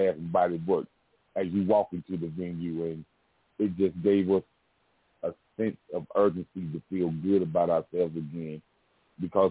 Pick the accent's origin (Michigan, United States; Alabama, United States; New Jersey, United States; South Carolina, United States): South Carolina, United States; I'm from South Carolina, man. So I grew up around the soul blues music